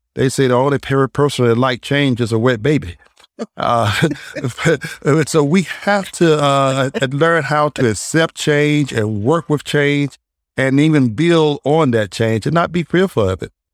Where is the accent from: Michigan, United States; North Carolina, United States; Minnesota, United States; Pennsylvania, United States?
North Carolina, United States; Durham; moved away as an adult; now in Greensboro, United States; I'm originally from Durham, uh, which is a very progressive uh, town, also